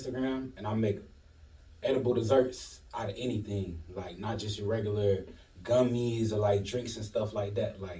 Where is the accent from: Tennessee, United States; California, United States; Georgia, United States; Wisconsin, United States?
Georgia, United States; Decatur; also born or lived in Chicago; I'm from Decatur, where it's greater. Been born and raised in my whole life